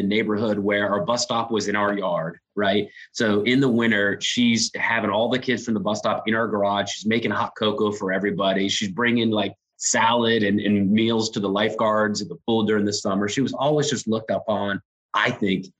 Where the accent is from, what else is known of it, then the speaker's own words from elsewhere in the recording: Raleigh, North Carolina, United States; moved away as an adult; now in Charlotte, United States; I grew up in Raleigh, not too far away. So I'm a North Carolina guy